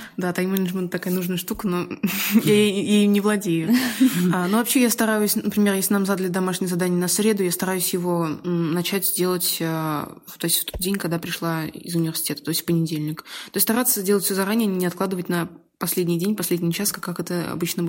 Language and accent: Russian; Dzerzhinsk, Nizhny Novgorod Oblast, Russia; и в Москве поработала бы, и в родном городе